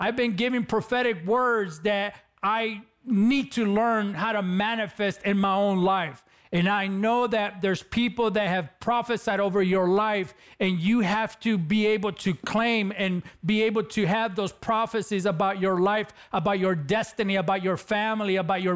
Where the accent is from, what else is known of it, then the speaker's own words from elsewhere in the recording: Los Angeles, California, United States; accent: Latino; growing up in East LA, California, I was involved in gangs